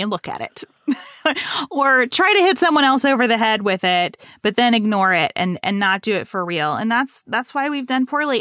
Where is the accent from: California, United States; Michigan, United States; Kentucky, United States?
Kentucky, United States; Western; moved away as an adult; also born or lived in Lexington, Kentucky; it was a real culture shock to go from Western Kentucky to Lexington, Kentucky in this private school